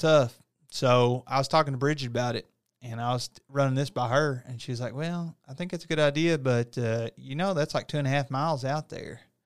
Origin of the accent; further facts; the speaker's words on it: United States; I'm from small town U S A. You know, there's not really three-story buildings, four-story buildings in my hometown